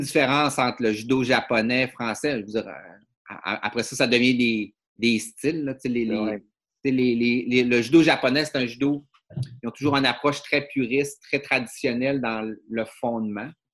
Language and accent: French; Dolbeau-Mistassini, Quebec, Canada; moved away; je suis un gars du euh, Lac-Saint-Jean